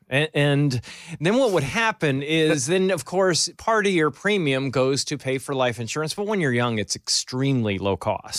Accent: Albany, New York, United States; moved away; I grew up around Albany

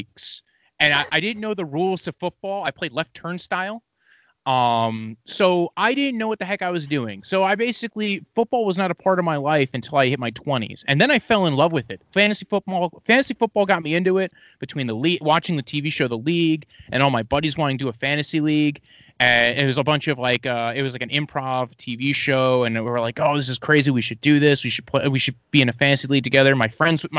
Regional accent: New Jersey, United States; I'm from New Jersey.

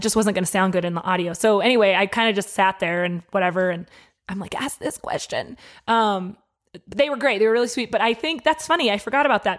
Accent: Denver, Colorado, United States; moved away as an adult; now in Albuquerque, United States; I grew up in Denver.

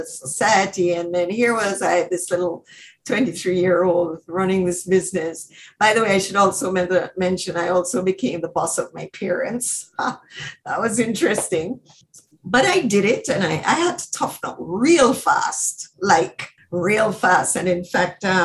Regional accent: Jamaica; moved away as an adult; now in Canada; I grew up in Jamaica, you know, going to ballet and music lessons

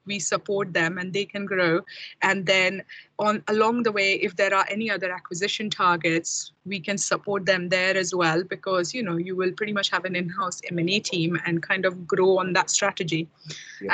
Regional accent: India; moved away as an adult; now in United Kingdom; I'm from India originally, and I came to UK about 16 years ago. Um, did my masters here

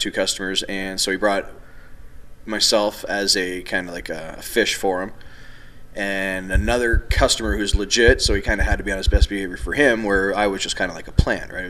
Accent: Toronto, Ontario, Canada; I'm from Toronto

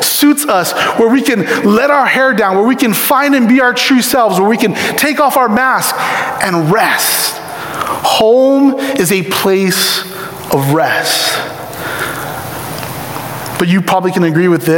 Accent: Ewa Beach, Hawaii, United States; moved away; I was born in Ewa Beach, Hawaii.

